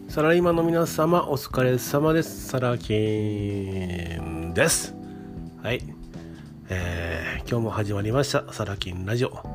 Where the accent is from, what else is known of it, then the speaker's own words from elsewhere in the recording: Kansai, Japan; accent: Kansai dialect; あの私関西の人間なんですけど